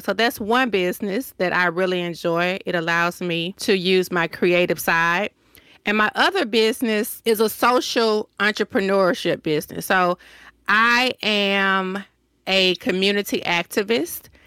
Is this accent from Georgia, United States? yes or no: yes; Decatur, Georgia, United States; accent: Southern; moved away as an adult; also born or lived in Hampton, Virginia; now in Washington, DC, United States; I am from Decatur, Georgia.